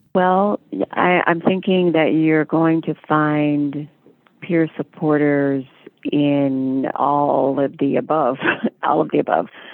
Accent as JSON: {"language": "English", "town": "Indianapolis", "region": "Indiana", "country": "United States", "tie": "born or raised there", "said": "in the basement of a hospital in Indianapolis, Indiana, that's my hometown"}